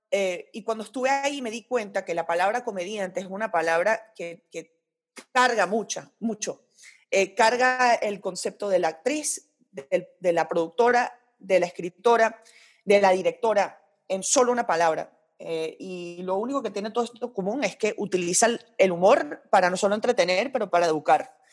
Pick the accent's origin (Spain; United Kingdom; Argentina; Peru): United Kingdom; Royal Leamington Spa, West Midlands; born there; aunque yo no soy de Inglaterra, nací en Inglaterra y puedo burlarme del acento inglés porque lo puedo hacer gracias a que mis papás me tuvieron ahí.